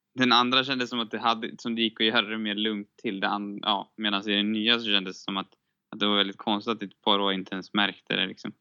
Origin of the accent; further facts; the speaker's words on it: Sweden; som svensk